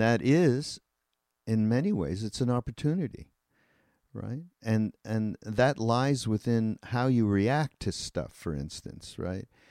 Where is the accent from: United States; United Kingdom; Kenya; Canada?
Canada; I'm Canadian